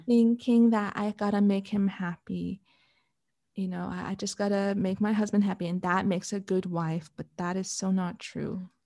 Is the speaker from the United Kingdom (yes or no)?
no; Canada; moved away as an adult; now in Switzerland; I'm Canadian